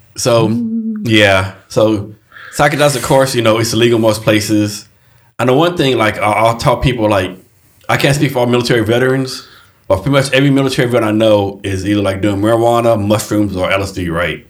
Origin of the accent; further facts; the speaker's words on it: Texas, United States; I'm from Texas